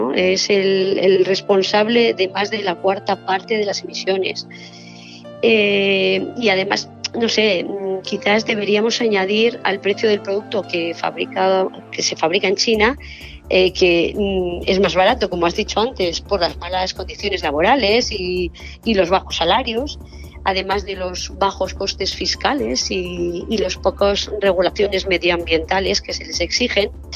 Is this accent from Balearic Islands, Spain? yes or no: no; Basque Country, Spain; todos somos del País Vasco